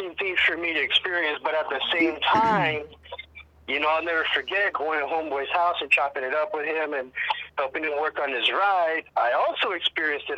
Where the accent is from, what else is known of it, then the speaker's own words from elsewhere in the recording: El Paso, Texas, United States; moved away as an adult; also born or lived in California; now in Oregon, United States; I'm from the border, Tejano, Chicano, El Paso, Texas. Grew up there back in the 70s and 80s